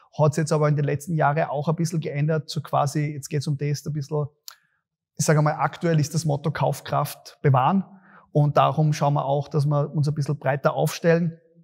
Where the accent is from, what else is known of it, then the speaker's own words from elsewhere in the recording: Graz, Styria, Austria; Bei uns in Graz